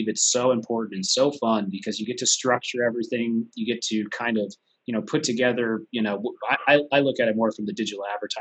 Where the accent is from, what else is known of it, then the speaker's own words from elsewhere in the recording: San Diego, California, United States; I'm from San Diego